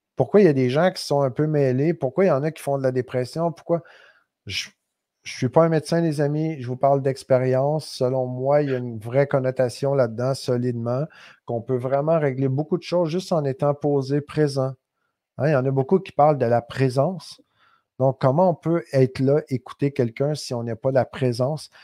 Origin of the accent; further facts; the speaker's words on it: Quebec, Canada; accent: québécois; mon accent québécois